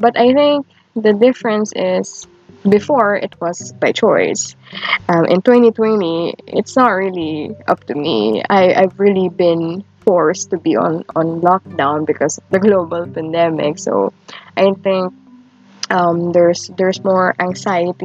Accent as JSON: {"language": "English", "country": "Philippines", "tie": "born or raised there", "said": "growing up in the Philippines"}